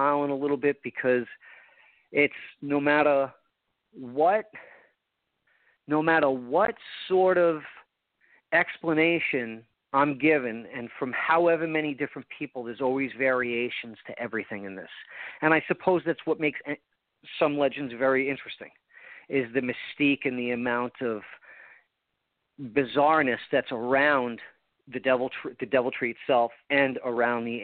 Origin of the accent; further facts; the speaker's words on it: Long Island, New York, United States; also born or lived in Port St. Lucie, Florida; now in Vero Beach, United States; I grew up on Long Island, so it reminds me a little New York